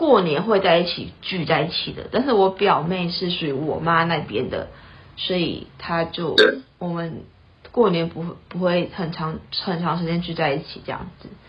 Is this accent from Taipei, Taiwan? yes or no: no; Taitung, Taitung County, Taiwan; 然后我是台东人，